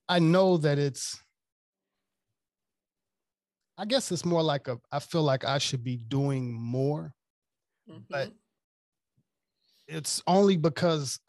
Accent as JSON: {"language": "English", "region": "Mississippi", "country": "United States", "also_born_or_lived": "Washington, DC / Maryland / Virginia", "moved": "yes", "lives_now": "Los Angeles, United States", "said": "I'm originally from Mississippi, but I live in downtown LA."}